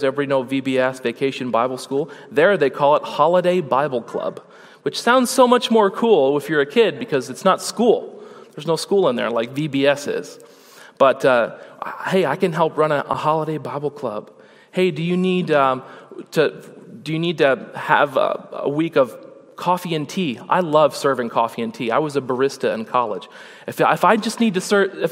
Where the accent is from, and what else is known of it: United States